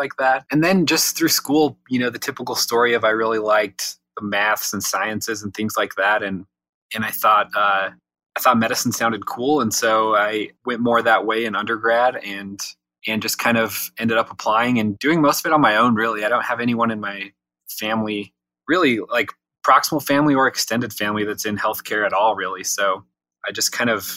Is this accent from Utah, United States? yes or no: yes; Utah, United States; I grew up in Utah. I was born here, been here pretty much my whole life.